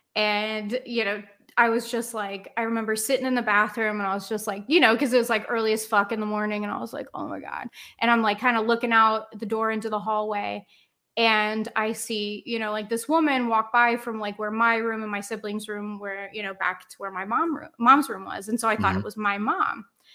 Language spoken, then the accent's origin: English; Cincinnati, Ohio, United States; I don't know. I'm from Cincinnati.